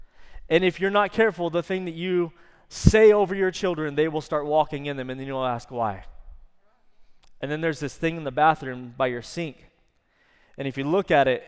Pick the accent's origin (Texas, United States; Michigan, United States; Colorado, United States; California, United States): Texas, United States; I probably messed that up. I'm Texan.